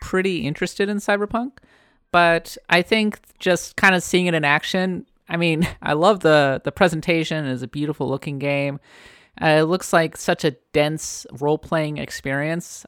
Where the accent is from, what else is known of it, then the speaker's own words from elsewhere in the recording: United States; now in San Francisco, United States; I am an American